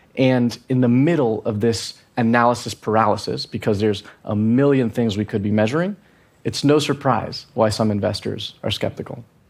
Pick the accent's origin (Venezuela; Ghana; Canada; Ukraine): Venezuela; I'm from Venezuela